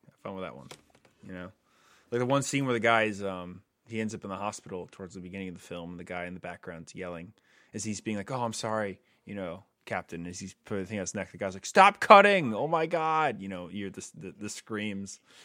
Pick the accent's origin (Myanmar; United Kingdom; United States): United States; New England; growing up in New England